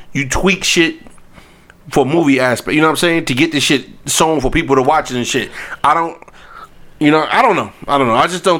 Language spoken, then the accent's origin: English; New York City, New York, United States; I grew up in Queens during the time.